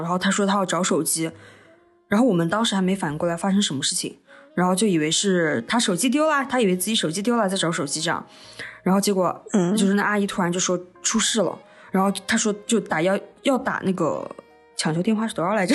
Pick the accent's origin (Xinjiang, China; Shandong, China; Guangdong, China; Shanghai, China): Xinjiang, China; accent: Xinjiang accent; 我们讲话带点新疆口音